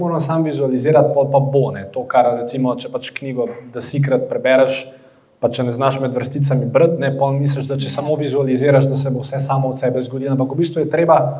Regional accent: Slovenia

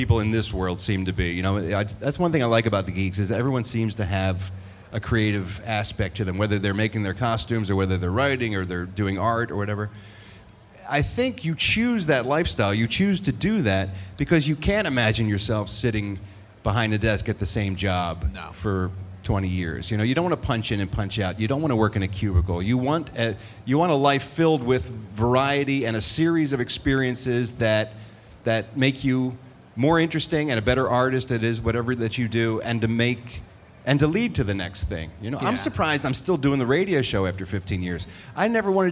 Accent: Philadelphia, Pennsylvania, United States; a good friend of mine that I grew up with in Philadelphia, my hometown

